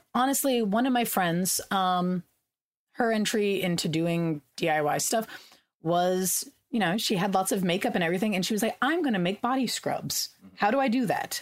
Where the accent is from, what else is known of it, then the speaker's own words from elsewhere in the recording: California, United States; I grew up in California, we had water rationing